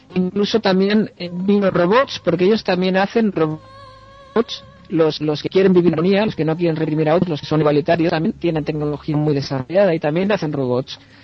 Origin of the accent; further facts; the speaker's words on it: Dénia, Valencian Community, Spain; now in Amsterdam, Netherlands; yo vengo de Denia, eh, intento ir a Denia la vez que puedo, en Alicante